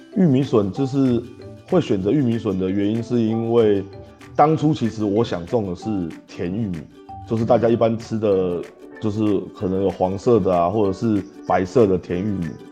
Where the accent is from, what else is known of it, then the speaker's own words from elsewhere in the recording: Taipei, Taiwan; moved away as an adult; now in Yunlin, Taiwan; 我是一个土生土长的台北人，然后嗯。我早期在台北呢，做的是房屋中介的工作